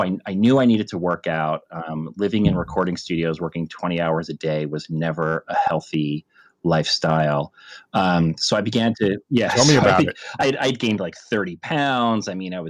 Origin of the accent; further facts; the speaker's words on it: New Jersey, United States; But I grew up in New Jersey and started taking karate in the early 80s